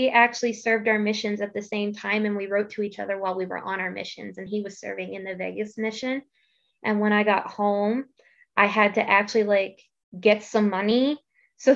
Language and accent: English; East Coast, United States; now in Idaho, United States; so the entire time that I lived in Idaho, uh, got used to the very different culture that is here because I'm from the East Coast.